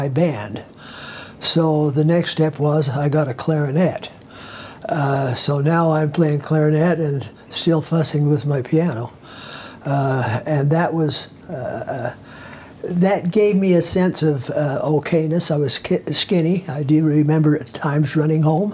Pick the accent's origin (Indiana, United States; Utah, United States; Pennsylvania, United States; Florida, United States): Utah, United States; Ogden; We grew up in Ogden